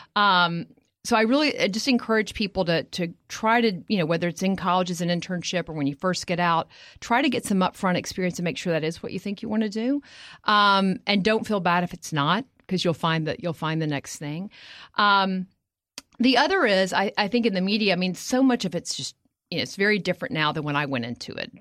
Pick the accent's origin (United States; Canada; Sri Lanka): United States; Texas; moved away; I am from Texas